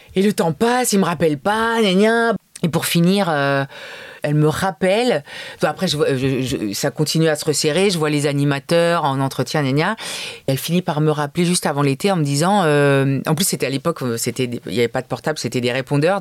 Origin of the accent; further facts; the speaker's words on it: Paris, Île-de-France, France; j'ai grandi à Paris tout le temps